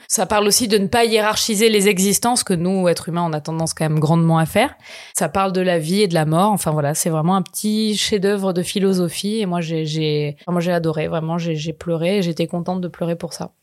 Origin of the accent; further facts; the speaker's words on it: Marseille, Provence-Alpes-Côte d'Azur, France; je suis marseillaise extrêmement chauvine